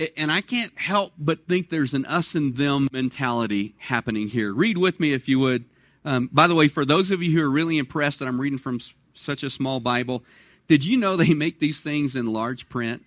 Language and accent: English; Dallas, Texas, United States; moved away; I grew up in Dallas, Fort Worth, so August was never the cool time.